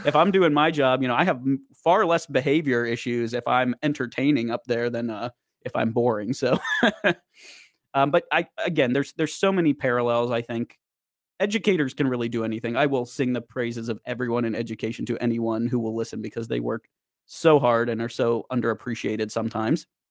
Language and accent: English; Boiling Springs, Pennsylvania, United States; growing up in Boiling Springs, Carlisle's just the next town over